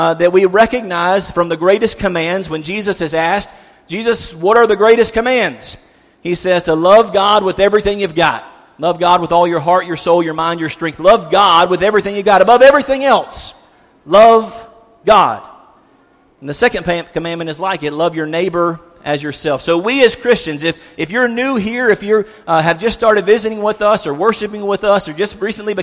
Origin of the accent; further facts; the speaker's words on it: South Carolina, United States; now in Cookeville, United States; I'm from South Carolina.